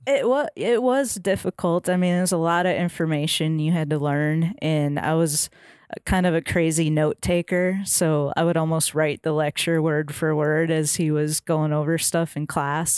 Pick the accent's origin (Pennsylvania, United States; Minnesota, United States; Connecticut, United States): Minnesota, United States; moved away as an adult; now in Nashville, United States; I grew up fishing in Minnesota